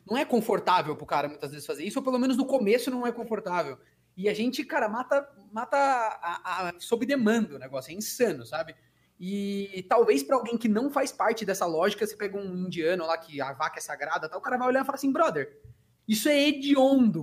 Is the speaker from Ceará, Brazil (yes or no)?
no; Socorro, São Paulo, Brazil; moved away; minha terra lá, eu sou de Socorro, né, interior de São Paulo